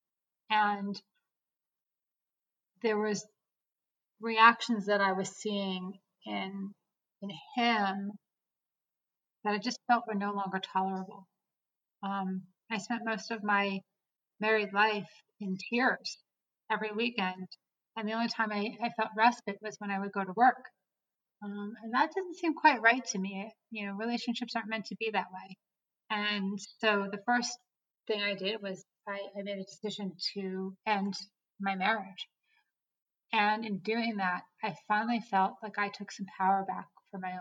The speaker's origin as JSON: {"language": "English", "region": "East Coast", "country": "United States", "moved": "as an adult", "lives_now": "Colorado, United States", "said": "About 3 years ago, I moved to Colorado, where I call home today. I'm originally from the East Coast."}